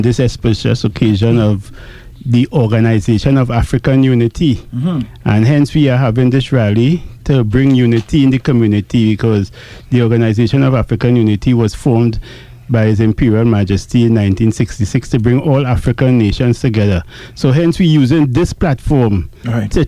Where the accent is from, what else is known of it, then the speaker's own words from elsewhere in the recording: Belmont, Port of Spain, Trinidad & Tobago; moved away as an adult; also born or lived in San Fernando / La Brea; now in Ethiopia; I am originally from Belmont, but right now I reside all over the place